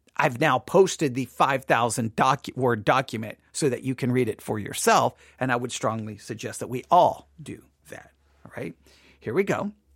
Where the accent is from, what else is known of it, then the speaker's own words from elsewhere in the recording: West Texas, United States; I'm from West Texas